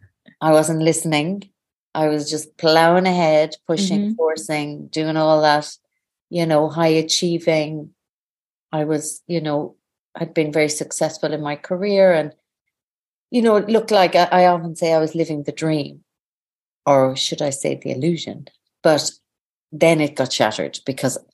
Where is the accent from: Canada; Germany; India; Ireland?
Ireland; Aclare, Connacht; now in Dublin, Ireland; I'm originally from Sligo, northwest of Ireland. From a little town, village, not town, called Aclare at the foot of the Ox Mountains